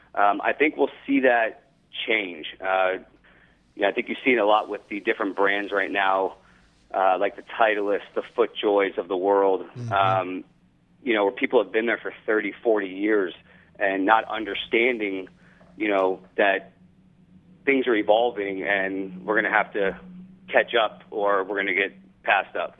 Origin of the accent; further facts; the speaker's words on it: Los Angeles, California, United States; now in Florida, United States; Grew up in Los Angeles, live in Florida